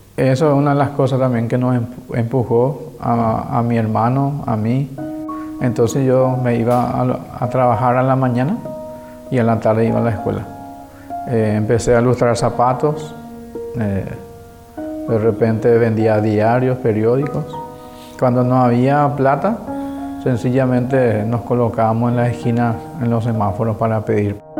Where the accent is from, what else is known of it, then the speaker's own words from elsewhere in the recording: Asunción, Paraguay; Crecí en Asunción